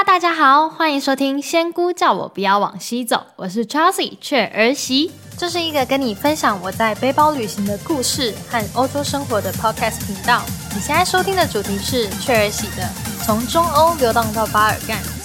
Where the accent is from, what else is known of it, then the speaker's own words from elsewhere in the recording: Taiwan; 当我在台湾出生可以喝奶、流口水和安稳地长大的时候